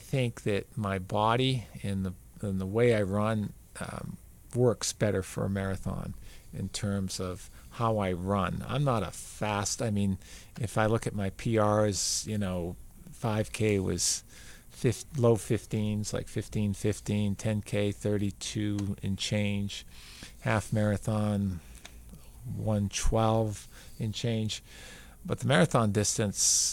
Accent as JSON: {"language": "English", "region": "New Hampshire", "country": "United States", "tie": "born or raised there", "also_born_or_lived": "Florida", "moved": "yes", "said": "I love my home state, New Hampshire. I really do. That's where I'm from."}